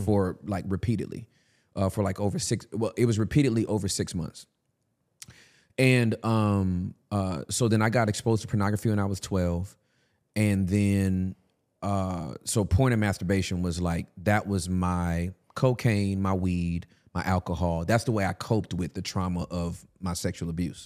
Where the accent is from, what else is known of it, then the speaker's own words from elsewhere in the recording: California, United States; I'm from Cali